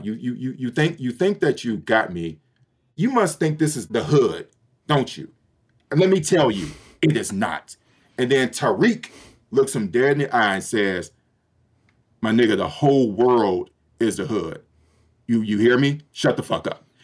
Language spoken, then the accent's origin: English; Detroit, Michigan, United States; moved away as an adult; also born or lived in Little Rock, Arkansas / Ukraine; Born and raised in Detroit, Michigan, which is the largest Black city in the United States